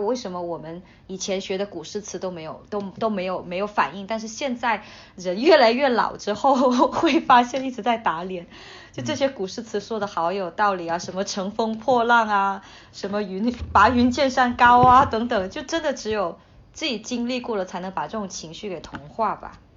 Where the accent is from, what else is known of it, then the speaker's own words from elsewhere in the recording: Hainan, China; moved away as an adult; also born or lived in Chongqing / Beijing; 我从小在海南长大 ，呃，嗯。之后我又去重庆读书，再之后我在北京工作